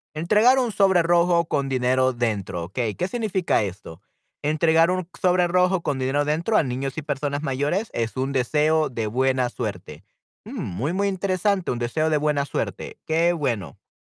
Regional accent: El Salvador; yo soy de El Salvador y aquí en El Salvador tenemos muchísimos chinos

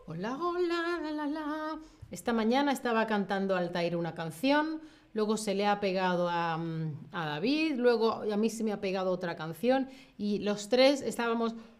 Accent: Spain; Yo, que soy de España

